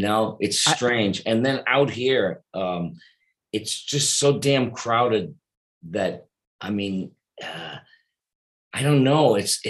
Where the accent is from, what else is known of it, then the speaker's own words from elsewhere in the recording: Boston, Massachusetts, United States; also born or lived in Detroit, Michigan / New York; now in Los Angeles, United States; No, I was born in Detroit, Michigan. Okay. And I grew up in Boston. Then I moved to New York, and after New York, moved to Los Angeles.